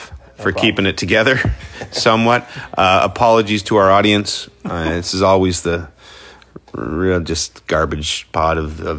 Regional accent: Gloucester, Ontario, Canada; I grew up on Pineview Municipal in Gloucester

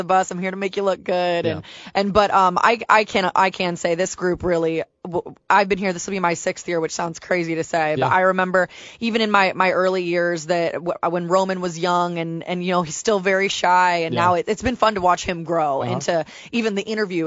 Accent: Columbus, Ohio, United States; moved away as an adult; also born or lived in Manhattan, New York; now in Nashville, United States; I'm from Columbus

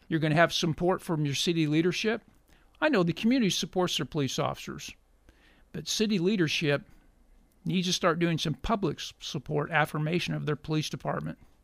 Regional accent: Cassville, Missouri, United States; also born or lived in McDonald County, Missouri / Springfield, Missouri; I am a native of Missouri, uh, raised on a farm in Southwest Missouri, McDonald County. We later moved to Berry County, graduate of Cassville High School

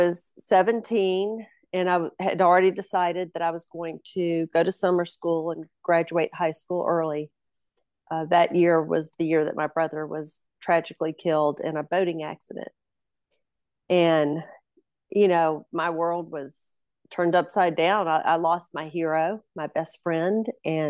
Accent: Myrtle Beach, South Carolina, United States; I was born and raised in Myrtle Beach

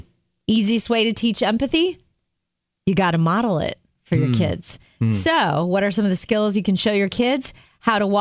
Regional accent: Jupiter, Florida, United States; We grew up in Jupiter, Florida, and we went to Jupiter Christian Schools

